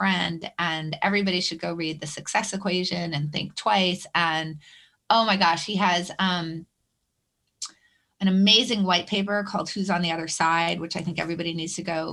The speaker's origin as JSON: {"language": "English", "town": "Concord", "region": "New Hampshire", "country": "United States", "tie": "born or raised there", "said": "I grew up in New Hampshire"}